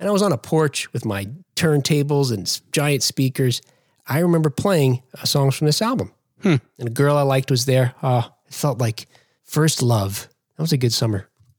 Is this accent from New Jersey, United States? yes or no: yes; New Jersey, United States; which is a publication that's out of New Jersey. You probably figured that out. That my home state